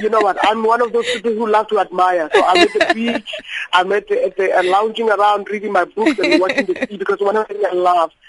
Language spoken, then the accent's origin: English; Limpopo, South Africa; moved away; I come from Limpopo, so I'm a girl from the rural areas.